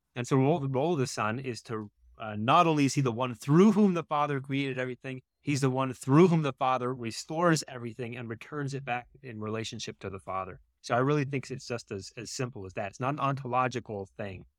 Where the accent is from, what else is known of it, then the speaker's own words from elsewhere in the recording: mountains of North Carolina, United States; moved away as an adult; also born or lived in Michigan; I grew up in North Carolina, in the mountains of North Carolina